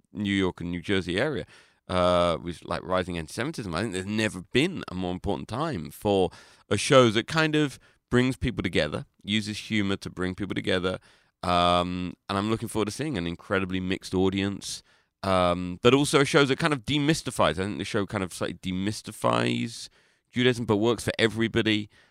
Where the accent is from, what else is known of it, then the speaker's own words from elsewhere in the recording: London, United Kingdom; I'm from London